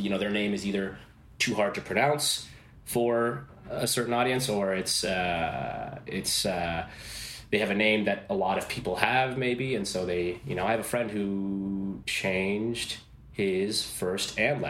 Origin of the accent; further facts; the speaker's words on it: Toronto, Ontario, Canada; Born in Toronto